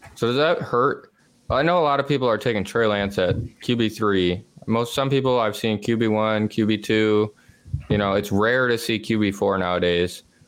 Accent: Western New York, United States; I'm from Western New York

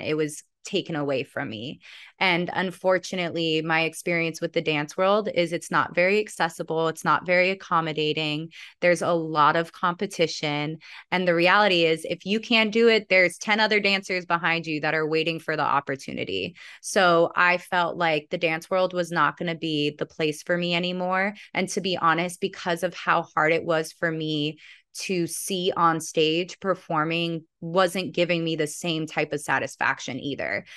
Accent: Santa Monica, California, United States; also born or lived in Venice, Los Angeles; I was born in Santa Monica

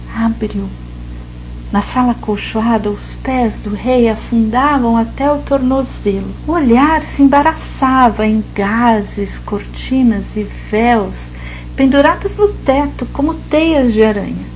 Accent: São José dos Campos, São Paulo, Brazil; Eu nasci em São José dos Campos, no interior de São Paulo, região do Vale do Paraíba

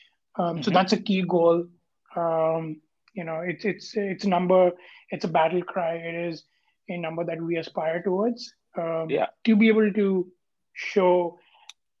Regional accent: Kolkata, West Bengal, India; moved away as an adult; also born or lived in Singapore; I grew up in India, in a city called Kolkata, which is in the eastern part of India

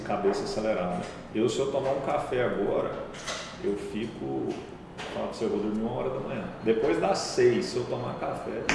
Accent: Goiânia, Goiás, Brazil; also born or lived in Cuiabá; Cresci em Goiânia.

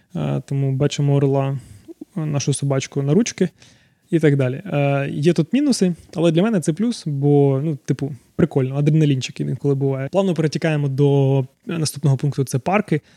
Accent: Zaporizhzhia, Zaporizhzhia Oblast, Ukraine; moved away as an adult; now in Canada; Народився я в Запоріжжі, тому деколи буду викидувати русизми

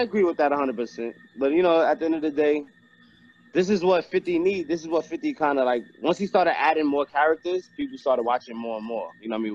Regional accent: New York, United States; I'm from New York

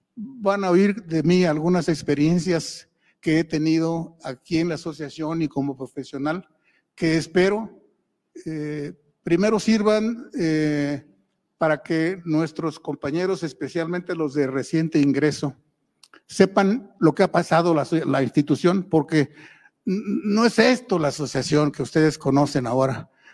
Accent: Mexico; somos mexicanos

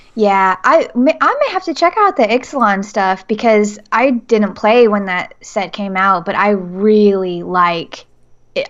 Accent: Nashville, Tennessee, United States; Nashville, Tennessee

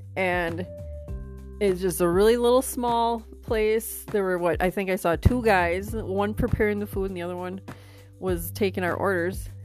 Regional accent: New London, Wisconsin, United States; now in Arizona, United States; coming at you out of New London, Wisconsin, my hometown.

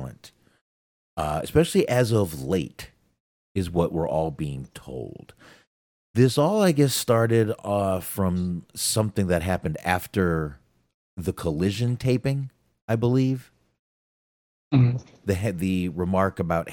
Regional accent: Texas, United States; I'm from Texas. I'm from Texas, y'all. We don't know English here.

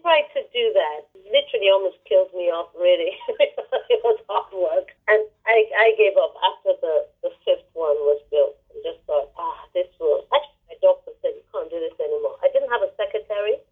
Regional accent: Nigeria; now in United Kingdom; while I was growing up in Nigeria

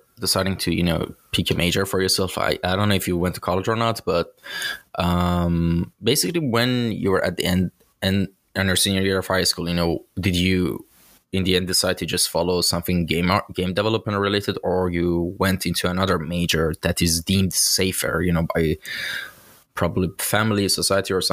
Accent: Iran; from my home country, I'm actually from Iran

